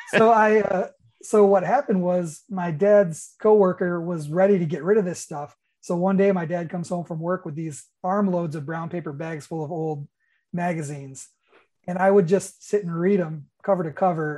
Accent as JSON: {"language": "English", "region": "New York", "country": "United States", "tie": "born or raised there", "also_born_or_lived": "Florida", "moved": "as an adult", "said": "I lived in a part of New York where it took us a really long time to get cable"}